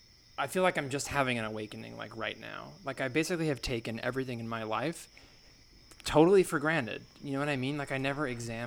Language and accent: English; Oakland, California, United States; I'm from Oakland.